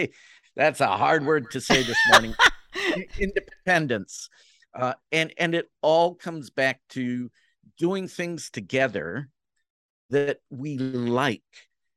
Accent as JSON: {"language": "English", "country": "Jamaica", "lives_now": "Canada", "said": "You know, I'm Jamaican who lives in Canada, spends most of its time in the U.S. and has a British passport."}